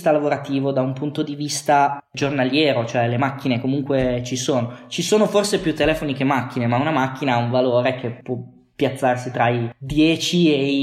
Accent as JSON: {"language": "Italian", "region": "Piedmont", "country": "Italy", "tie": "born or raised there", "also_born_or_lived": "Luxembourg / Forlì / Berlin", "lives_now": "Turin, Italy", "said": "io sono nato in Lussemburgo"}